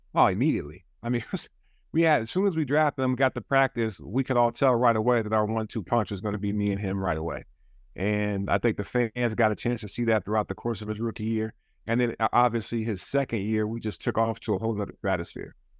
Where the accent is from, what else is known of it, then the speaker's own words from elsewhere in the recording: Juneau, Alaska, United States; moved away; I grew up in Juneau, Alaska